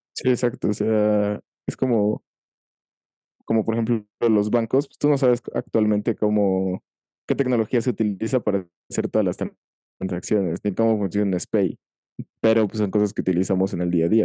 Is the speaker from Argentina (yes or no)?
no; Mexico; no solo en mi país, sino en mi ciudad